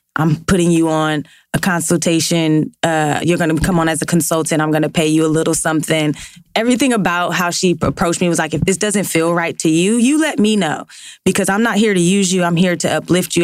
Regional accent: Los Angeles, California, United States; working in South LA, growing up in South LA.

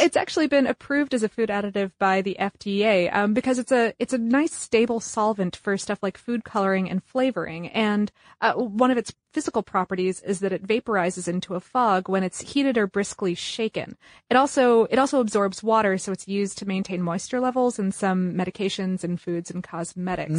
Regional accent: United States; we're from the United States

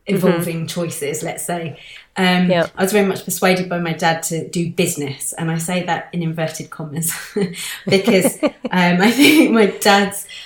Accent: London, United Kingdom; growing up in London

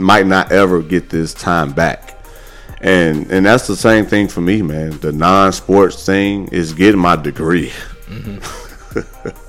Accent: Gary, Indiana, United States; now in Texas, United States; where I was born and raised in Gary

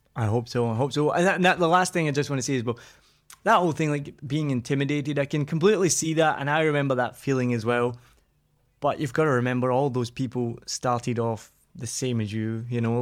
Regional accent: Scotland, United Kingdom; I'm Scottish

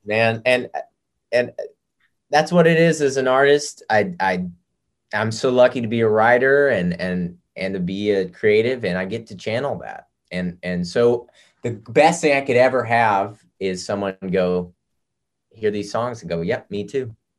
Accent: the South, United States; I grew up in the South

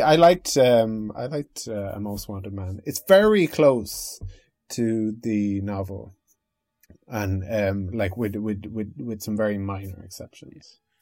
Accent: the Northwest of Ireland, Ireland; also born or lived in United Kingdom; I'm from the Northwest, is like, is that, and it, they, they say it's like Southern Ireland

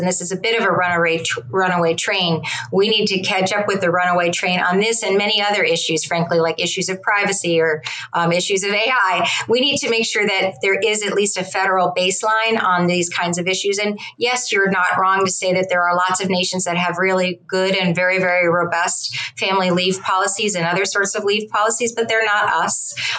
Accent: Philadelphia area, Pennsylvania, United States; I'm from Pennsylvania in Philadelphia area

